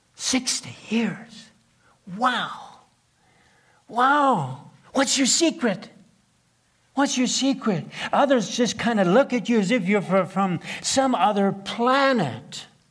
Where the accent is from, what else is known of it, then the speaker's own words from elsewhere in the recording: southeastern Manitoba, Canada; first language Plautdietsch (Low German); English is a second language; I couldn't speak a word of English when I was first grade. Born in a log cabin in southeastern Manitoba